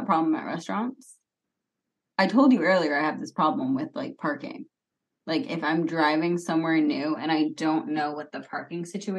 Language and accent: English; Boston, Massachusetts, United States; I'm from Boston.